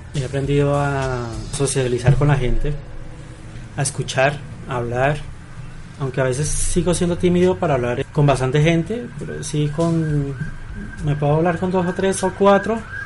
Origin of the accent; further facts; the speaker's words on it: Colombia; todos somos colombianos